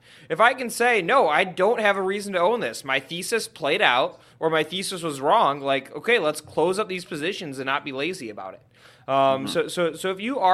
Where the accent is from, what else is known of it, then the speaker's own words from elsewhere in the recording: Michigan, United States; In my home state, our home state of Michigan here, where Benzinga HQ is